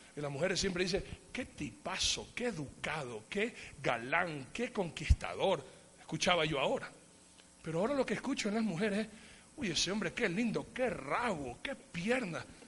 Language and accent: Spanish; Ecuador; yo soy bien ecuatoriano, aunque tenga pinta de otra cosa, pero yo soy bien ecuatoriano